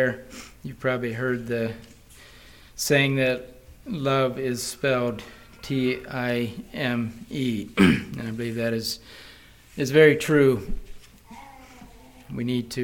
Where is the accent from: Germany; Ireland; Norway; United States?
United States; Wisconsin; we're from Wisconsin